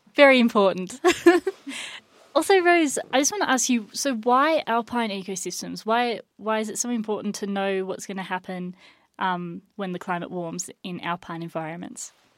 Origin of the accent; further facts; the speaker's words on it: Australia; now in United States; we don't really have tipping in Australia